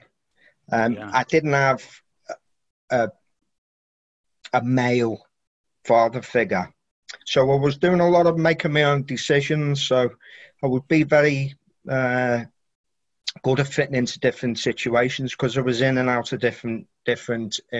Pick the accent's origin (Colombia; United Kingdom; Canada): United Kingdom; Birkenhead, North West England; I was born in Birkenhead, which is near Liverpool, and famous for the shipyard, Camelot Shipyard